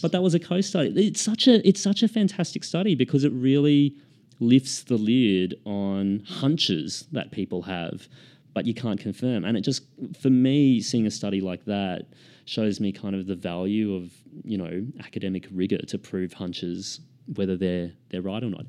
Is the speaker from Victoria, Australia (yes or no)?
no; Queensland, Australia; now in Sydney, Australia; I grew up in Queensland. I, I live in Sydney now